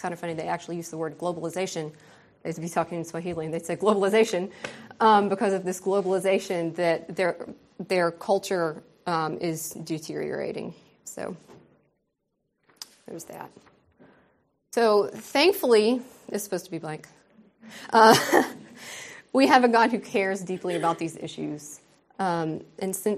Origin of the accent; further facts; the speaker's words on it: United States; moved away as an adult; also born or lived in Ukerewe, Tanzania; now in Tanzania; my privilege as an American